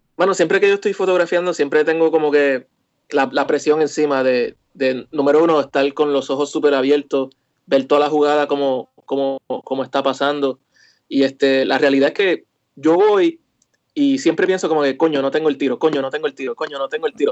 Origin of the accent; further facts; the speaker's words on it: Carolina, Puerto Rico; also born or lived in western Puerto Rico; yo nací en Carolina